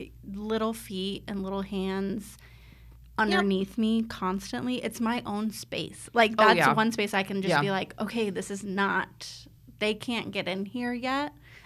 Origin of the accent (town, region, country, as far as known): Chandler, Arizona, United States; born or raised there